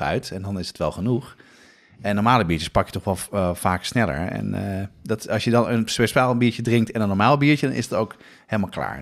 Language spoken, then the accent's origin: Dutch; Amsterdam, North Holland, Netherlands; Ik ben opgegroeid op de Nieuwmarkt in Amsterdam.